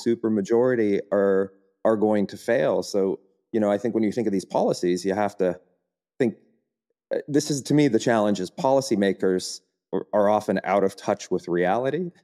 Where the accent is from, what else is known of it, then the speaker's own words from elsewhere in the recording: United States; moved away as an adult; now in Germany; as an American